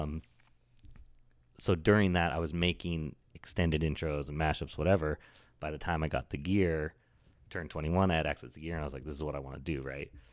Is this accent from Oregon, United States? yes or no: yes; Oregon, United States; also born or lived in California; now in New York, United States; I was raised, I was born in California, but I was raised in Oregon